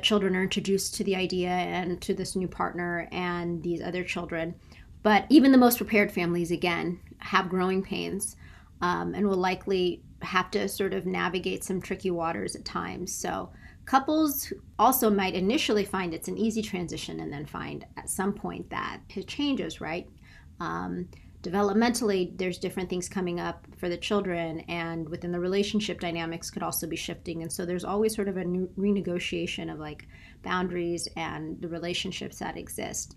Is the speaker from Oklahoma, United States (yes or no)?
no; San Diego, California, United States; moved away; also born or lived in Tallahassee; I'm from San Diego